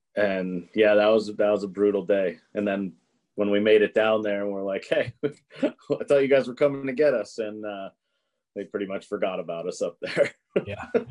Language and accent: English; Massachusetts, United States; I'm from Massachusetts. I live in Massachusetts still today